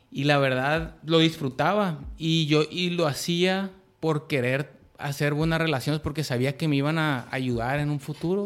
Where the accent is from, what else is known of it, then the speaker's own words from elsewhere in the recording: Culiacán, Sinaloa, Mexico; moved away as an adult; soy un morro de Culiacán, tengo 30 años, este, viví en, en, en, toda mi infancia en una, en una privada en Culiacán